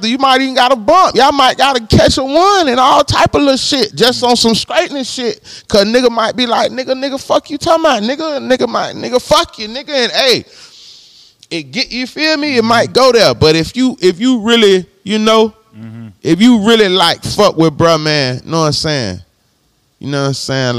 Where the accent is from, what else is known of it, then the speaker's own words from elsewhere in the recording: Palm Beach, Florida, United States; I'm from Florida. I'm from the crib. I'm from down south. I'm from Palm Beach.